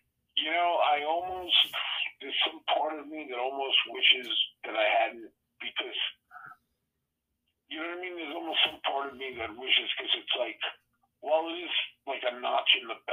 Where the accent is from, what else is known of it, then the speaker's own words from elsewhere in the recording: Long Island, New York, United States; also born or lived in Queens, New York / Florida; most of my life was in Long Island